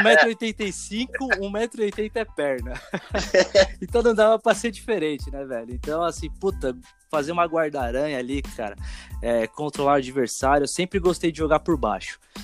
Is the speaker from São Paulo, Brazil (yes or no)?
yes; Osasco, São Paulo, Brazil; Onde, onde eu morava, cresci em Osasco, né? Osasco, São Paulo